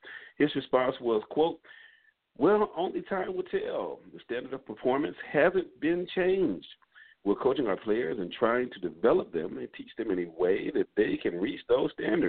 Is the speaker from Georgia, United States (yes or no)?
yes; Atlanta, Georgia, United States; rocking the sports bell from the ATL, giving you the best in sports information right here from Atlanta, my hometown, the capital of Georgia, right here in the middle of the Southeast.